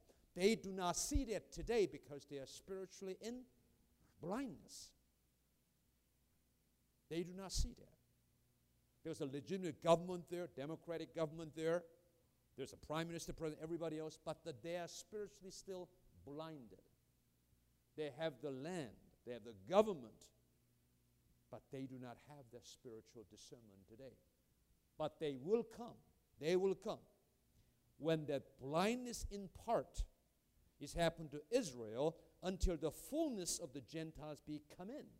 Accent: South Korea; now in United States; I'm a Korean by birth. And I'm American by choice.

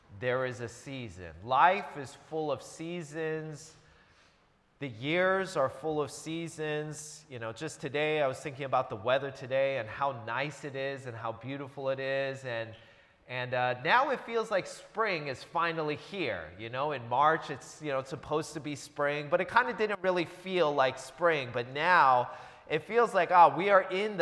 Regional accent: Seattle, Washington, United States; moved away as an adult; also born or lived in New Jersey; now in Southern California, United States; I grew up in the Seattle area, lived there for about 20 years, and I moved there when I was a little kid.

